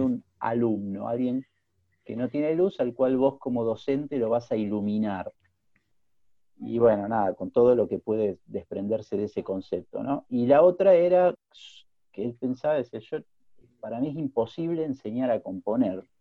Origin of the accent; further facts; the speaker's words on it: Buenos Aires, Argentina; moved away as an adult; now in Austria; soy un río platense, porteño, que nació en 1976